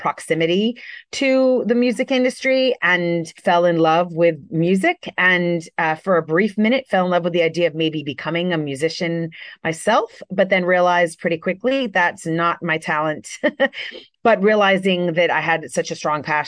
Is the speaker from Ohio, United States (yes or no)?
no; Miami, Florida, United States; also born or lived in New York; move back to where I grew up in Miami, Florida.